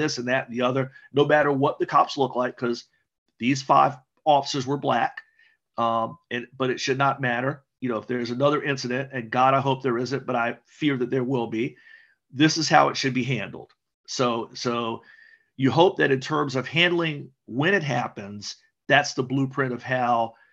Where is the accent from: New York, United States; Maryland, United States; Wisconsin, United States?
Maryland, United States; Prince George's County; as a kid growing up in Prince George's County